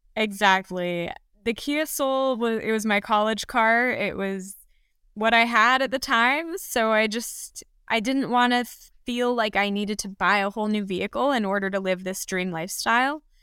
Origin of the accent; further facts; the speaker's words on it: Los Angeles, California, United States; I grew up in the Santa Monica Mountains in Los Angeles